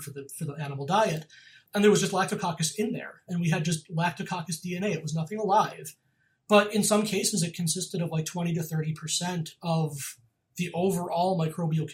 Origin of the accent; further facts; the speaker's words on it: Western New York, United States; I grew up in New York, Western New York, on a farm